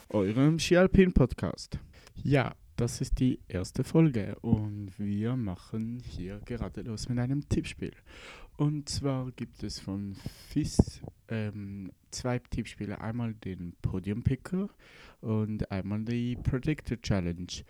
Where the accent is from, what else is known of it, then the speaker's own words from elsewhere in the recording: Switzerland; Wie man merken kann, ähm, bin ich Schweizer und sehr, ähm, ja